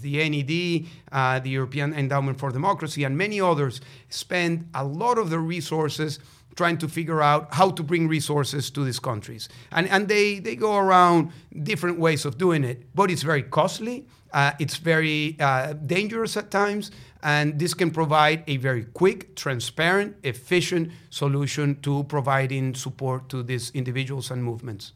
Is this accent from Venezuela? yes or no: yes; Venezuela; moved away; Venezuela, my home country